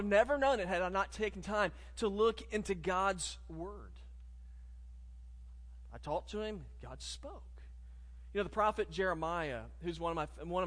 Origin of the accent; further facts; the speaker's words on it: Richland 2, South Carolina, United States; I'm a Richland 2 product.